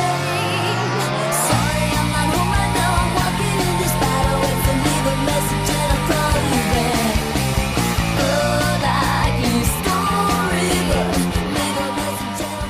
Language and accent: English; Orange County, California, United States; I grew up in Orange County, California